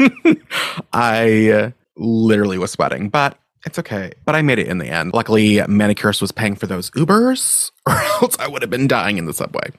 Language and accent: English; Maine, United States; moved away as an adult; also born or lived in upstate New York; I grew up in Maine, which felt like the middle of nowhere